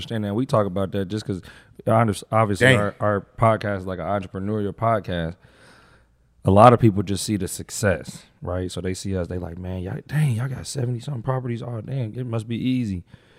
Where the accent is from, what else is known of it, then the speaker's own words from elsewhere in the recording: Indianapolis, Indiana, United States; I'm from here. From Indianapolis, west side of Indianapolis. But my family is from the east side.